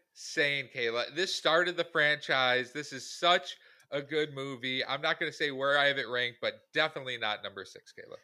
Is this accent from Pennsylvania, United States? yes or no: no; Syracuse, New York, United States; we are from Syracuse, New York